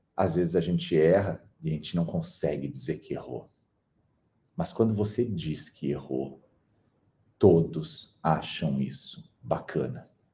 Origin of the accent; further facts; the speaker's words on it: Brazil; no Brasil, que somos um povo